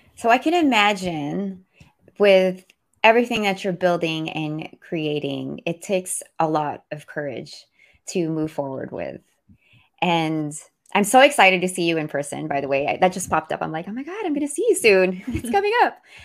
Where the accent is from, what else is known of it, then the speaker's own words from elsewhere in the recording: Philippines; I speak we 'cause I'm Filipino